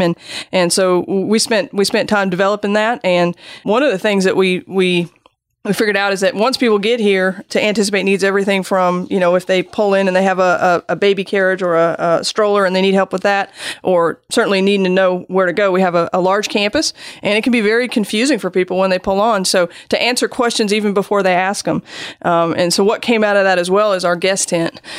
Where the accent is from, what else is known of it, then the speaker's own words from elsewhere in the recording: Seattle, Washington, United States; moved away as an adult; also born or lived in Germany / Jacksonville, Florida; I'm actually from Seattle